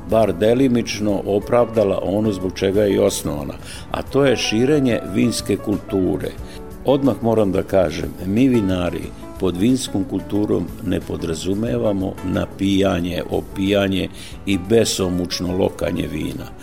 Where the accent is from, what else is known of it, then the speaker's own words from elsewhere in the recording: Fruška Gora, Vojvodina, Serbia; kod nas na Frušoj gori